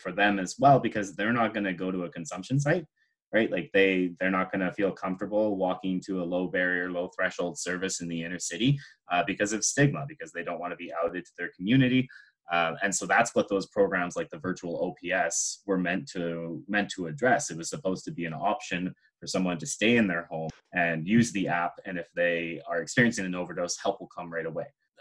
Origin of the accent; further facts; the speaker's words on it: Nanaimo, British Columbia, Canada; I'm from the island. I was born and raised in Nanaimo, which is a short drive away from Victoria.